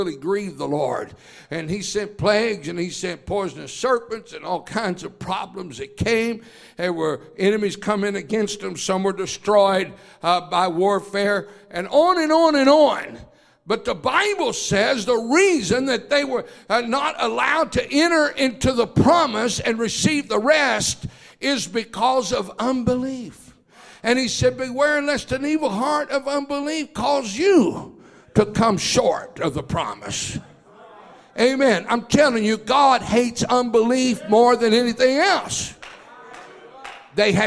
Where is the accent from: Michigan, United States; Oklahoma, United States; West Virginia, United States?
Oklahoma, United States; I was born and raised in Oklahoma